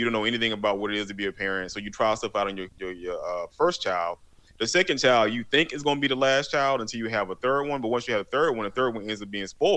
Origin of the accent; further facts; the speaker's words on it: Macon, Georgia, United States; I come from Macon, Georgia, which is in the deep south of Georgia